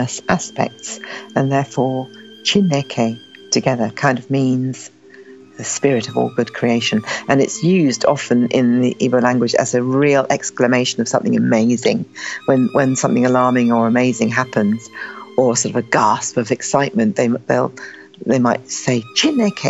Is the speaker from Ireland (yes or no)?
no; England, United Kingdom; I'm Nigerian Irish, you know, born in England